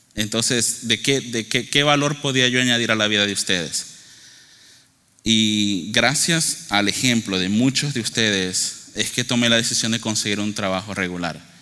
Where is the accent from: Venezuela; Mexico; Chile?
Venezuela; moved away; yo soy originario de Venezuela.